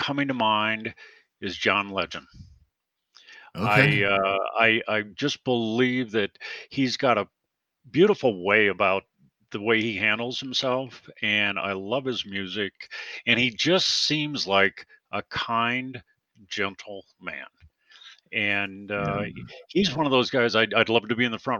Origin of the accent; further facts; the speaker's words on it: Lorain, Ohio, United States; I grew up with a family of five kids in Lorain, Ohio, just outside of Cleveland